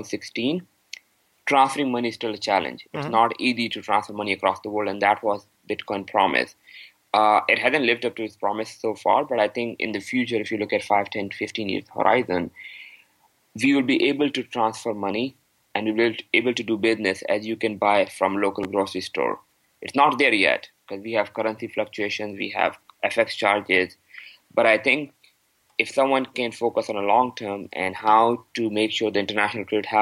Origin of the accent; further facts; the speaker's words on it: Pakistan; now in Canada; I am from Pakistan